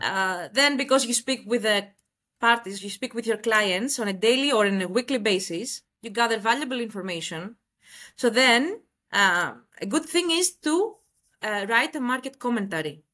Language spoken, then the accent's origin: English; Greece; moved away as an adult; now in Dubai, United Arab Emirates; I am from Greece, and I relocated to Dubai one year back